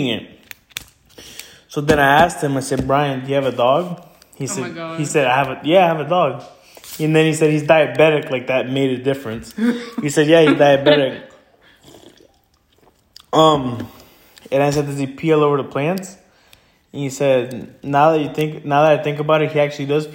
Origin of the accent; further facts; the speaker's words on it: Stuart, Florida, United States; also born or lived in Santa Ana, California; my family and I moved from California when I was little. We moved to Florida. We went to Stewart, you know, the ghetto